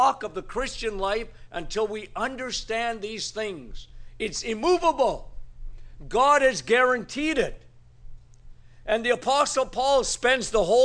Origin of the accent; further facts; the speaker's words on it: Northern Ontario, Canada; moved away; it actually snowed in my hometown yesterday. What was my grandfather thinking when he moved to Northern Ontario?